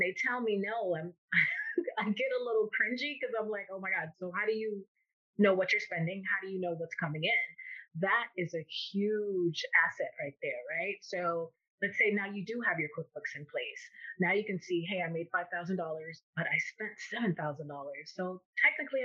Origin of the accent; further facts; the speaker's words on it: Miami, Florida, United States; I am born and raised in Miami, Florida